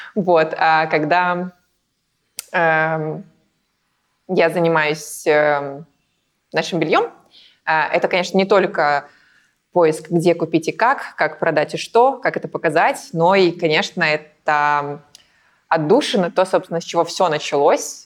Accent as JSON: {"language": "Russian", "country": "Belarus", "moved": "as an adult", "lives_now": "Saint Petersburg, Russia", "said": "я не из России, я а из Беларуси. И переехала в Россию эм, наверное, лет назад в Петербург"}